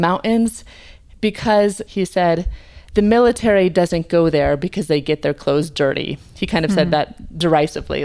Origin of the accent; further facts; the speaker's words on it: United States; as an American